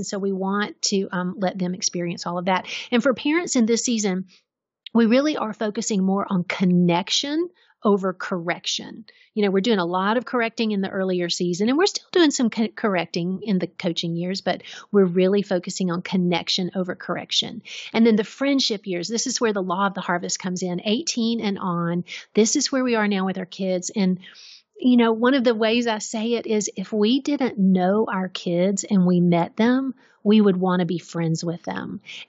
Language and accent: English; Georgia, United States; So I grew up in Middle Georgia and my grandfather was a farmer.